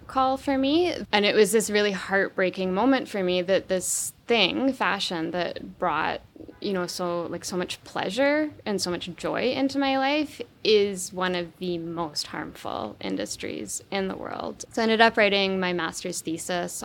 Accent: Vancouver Island, British Columbia, Canada; born or raised there

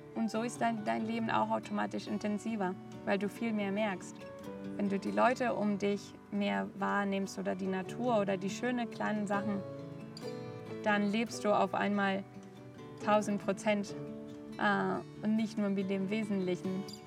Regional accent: Barcelona, Catalonia, Spain; German is a second language; moved away as an adult; also born or lived in Germany / Hong Kong; Ich bin in Barcelona aufgewachsen, habe auch dort gelebt, bis ich 24 war.

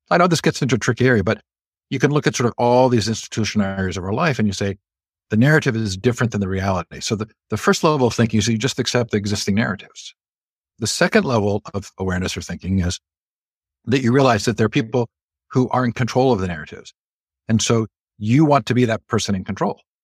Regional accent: Stanford, California, United States; moved away; I grew up largely on the Stanford campus

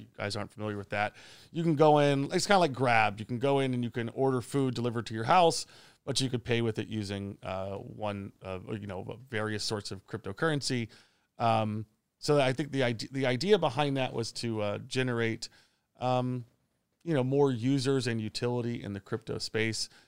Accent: Long Island, New York, United States; moved away as an adult; also born or lived in Shenzhen, China / Bangkok, Thailand; now in Phuket, Thailand; I'm originally from New York or just outside the city in Long Island.

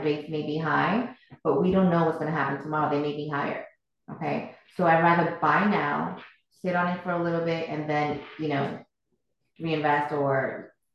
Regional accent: Boston, Massachusetts, United States; moved away as an adult; now in Sarasota, United States; I'm originally from Boston

